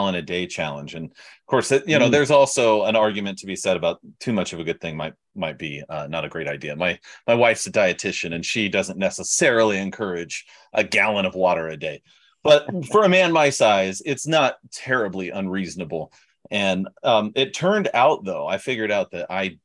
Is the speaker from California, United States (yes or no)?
yes; California, United States; also born or lived in Pennsylvania / Florida; now in Miami, United States; I'm from California originally.